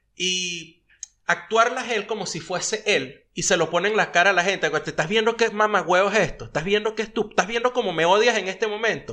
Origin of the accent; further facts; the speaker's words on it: Venezuela; also born or lived in United States; now in Argentina; nosotros como venezolanos